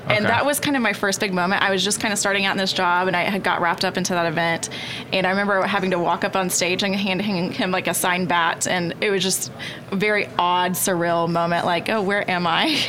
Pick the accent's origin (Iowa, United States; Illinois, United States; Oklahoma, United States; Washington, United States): Oklahoma, United States; Duncan; I grew up in Duncan, Oklahoma.